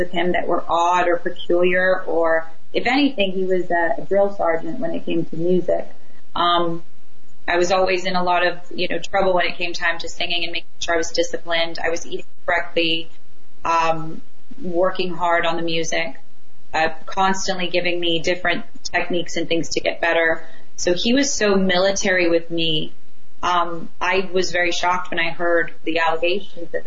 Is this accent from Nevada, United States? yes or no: yes; Las Vegas, Nevada, United States; Vegas is my hometown. So that's my hometown. That's where I was raised. Majority of my life, and from I was about 6 years old, we moved there